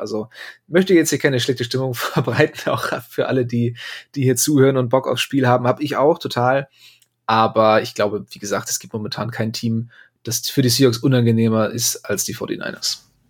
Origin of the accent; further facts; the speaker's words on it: Bremen, Germany; ich als Bremer, dreimal ist Bremer recht